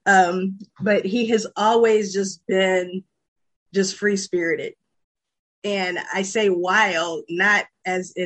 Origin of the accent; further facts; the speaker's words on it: Peoria, Illinois, United States; now in Chicago, United States; originally from Peoria, Illinois. I now reside in Chicago, Illinois